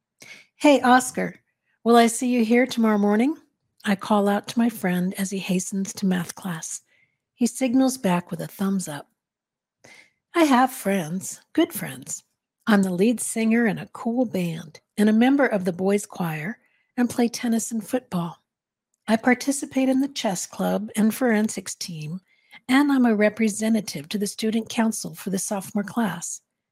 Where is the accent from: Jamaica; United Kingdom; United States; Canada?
United States; Santa Fe, New Mexico; I was born and raised in Santa Fe, and my family lives here, not far from the school.